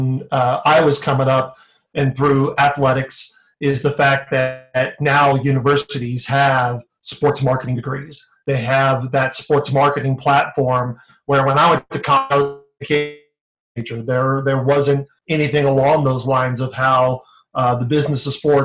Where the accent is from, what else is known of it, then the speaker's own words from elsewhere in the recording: San Diego, California, United States; now in Phoenix, United States; growing up in San Diego